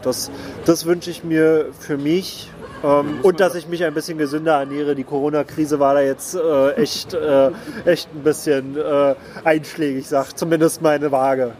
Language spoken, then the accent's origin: German; Berlin, Germany; Ich bin eben in Pankow geboren